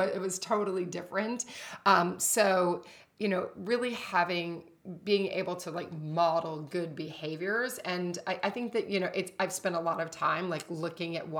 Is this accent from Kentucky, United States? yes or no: yes; Kentucky, United States; moved away; growing up in Kentucky